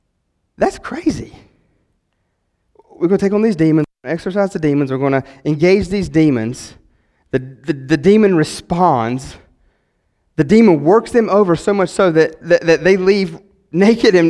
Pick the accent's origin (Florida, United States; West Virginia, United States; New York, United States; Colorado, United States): West Virginia, United States; I'm from West Virginia.